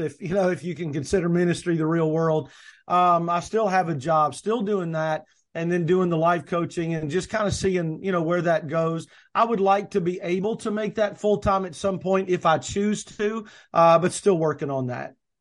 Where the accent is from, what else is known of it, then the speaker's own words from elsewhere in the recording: the South, United States; I say niche, people say niche. I'm from the South